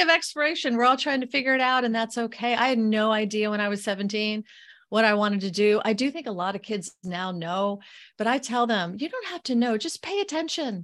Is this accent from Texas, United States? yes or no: no; Florida, United States; moved away; I am born and raised in Florida. So, I'm a Floridian